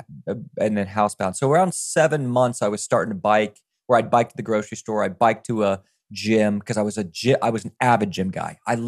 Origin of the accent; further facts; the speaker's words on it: Virginia, United States; I grew up in Virginia in the middle of the woods where I don't know where you're from, Scott, but I'm from the woods, dude.